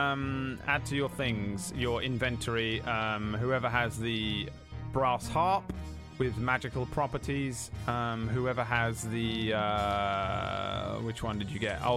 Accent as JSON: {"language": "English", "region": "London suburb", "country": "United Kingdom", "tie": "born or raised there", "said": "I don't feel like I'm from a small place, but it apparently 80,000 people, was it? Is where my hometown, how big my hometown is. I'm from a, from a London suburb, okay? Not actual London, I guess."}